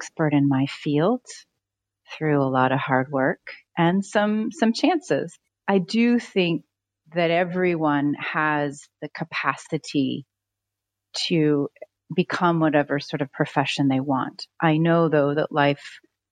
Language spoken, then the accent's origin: English; San Francisco Bay Area, California, United States; moved away as an adult; also born or lived in Haiti; I was raised in the San Francisco Bay Area by a really, really loving mother